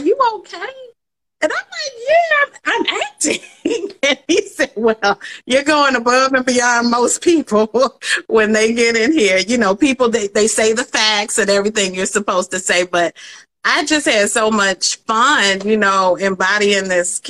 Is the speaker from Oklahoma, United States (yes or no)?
no; Atlanta, Georgia, United States; moved away as an adult; also born or lived in Detroit, Michigan / Washington D.C.; now in New York City, United States; Atlanta. Born there, went to Detroit from like ages 1 to 10, and then back to Atlanta until high school. So Atlanta's my home.